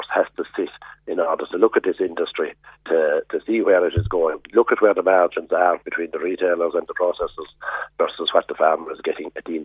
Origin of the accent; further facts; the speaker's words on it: Ireland; as Irish and European farmers, we are tied into producing beef